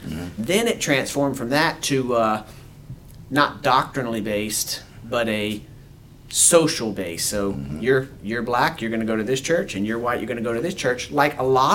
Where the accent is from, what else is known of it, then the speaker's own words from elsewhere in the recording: Opelousas, Louisiana, United States; I mean, we're all from South Louisiana.